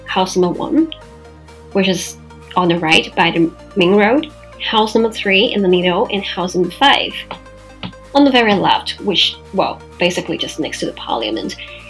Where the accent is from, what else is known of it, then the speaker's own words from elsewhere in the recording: Macau; my own real estate company in my hometown Macau